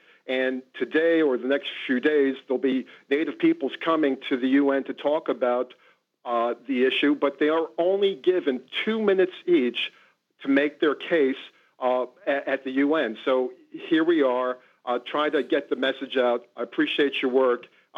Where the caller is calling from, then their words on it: Long Island, New York, United States; on Long Island.